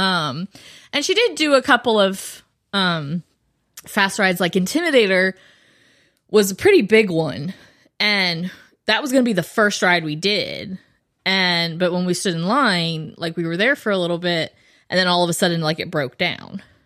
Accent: Florida, United States; moved away; I grew up in Florida

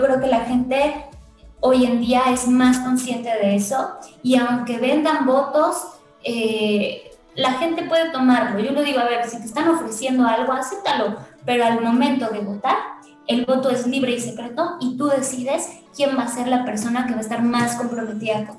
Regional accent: Mexico City, Mexico; yo, también soy vecina de Contreras

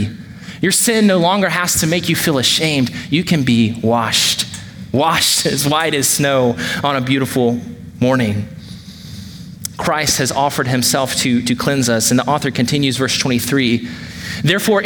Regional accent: Georgia, United States; now in Wake Forest, United States; growing up in Georgia

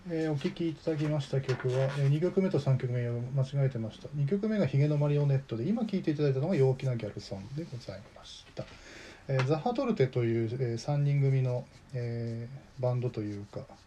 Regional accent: Natori, Miyagi, Japan; 私も名取に生まれ育って40年

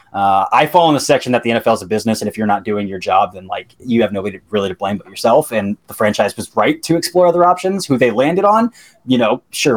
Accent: an hour from Columbus, Ohio, United States; I grew up an hour from Columbus, live in Columbus now

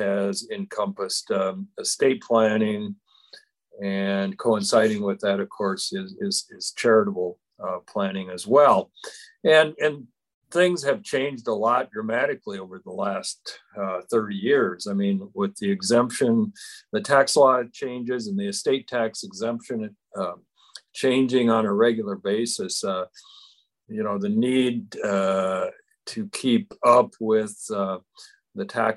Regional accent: Parkston, South Dakota, United States; now in Rapid City, United States; I'm originally from Parkston, South Dakota

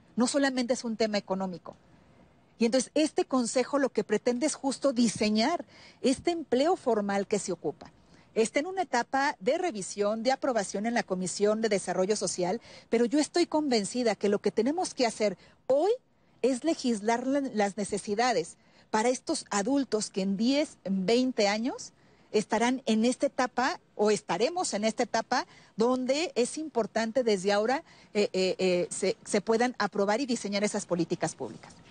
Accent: Guanajuato, Mexico; yo soy de Guanajuato

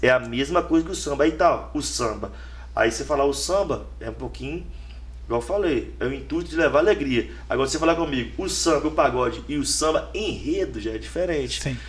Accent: Brazil; eu moro em São Geraldo, mas fui criado no Pacheco

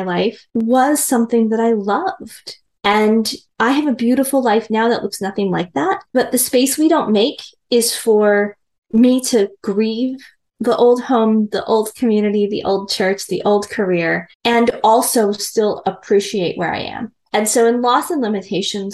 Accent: Midwest, United States; I'm a girl from the Midwest. I was very much raised in kind of a patriarchal

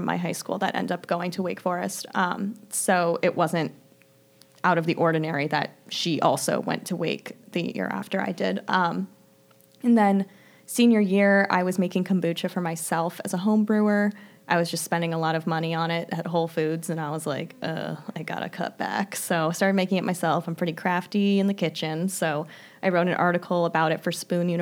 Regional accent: New Jersey, United States; We went to an all-girls high school in New Jersey

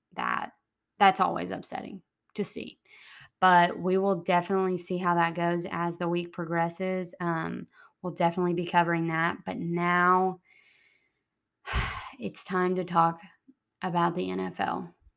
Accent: Texas, United States; moved away; also born or lived in Alabama; grew up in Texas, and I'm an Alabama alum

